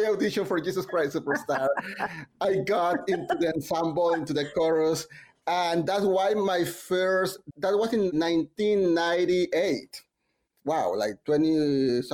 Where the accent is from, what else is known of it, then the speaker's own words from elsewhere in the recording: Mexico; now in New York, United States; I'm from Mexico